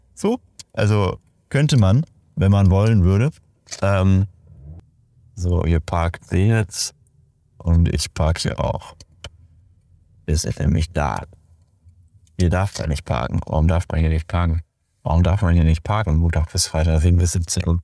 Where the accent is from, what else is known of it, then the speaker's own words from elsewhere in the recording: Detmold, North Rhine-Westphalia, Germany; in meiner Heimatstadt, in Detmold